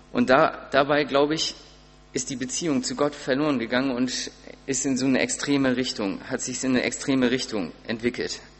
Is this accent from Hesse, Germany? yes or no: no; Sparrieshoop, Schleswig-Holstein, Germany; ich komme aus Sparishoop und musste dann auch immer irgendwie ein Auto kriegen von meinen Eltern.